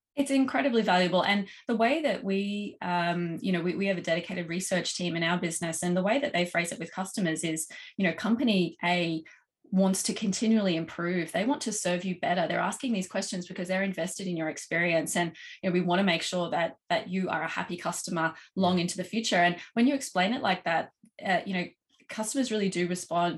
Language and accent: English; Australia; accent: Australian; as you can probably tell from my accent, um, based in Australia, uh, we've got operations in uh, here in Oz